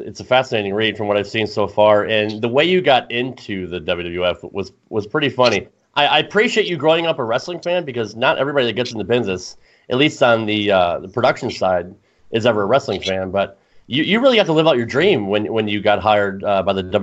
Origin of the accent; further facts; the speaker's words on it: Connecticut, United States; I grew up in the Northeast. I grew up in Connecticut.